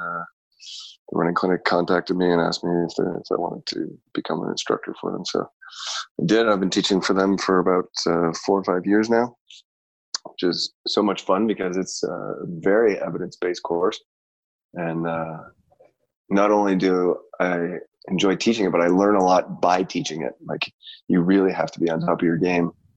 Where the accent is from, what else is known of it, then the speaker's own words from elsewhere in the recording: Canada; moved away; also born or lived in Chicago; grew up in Canada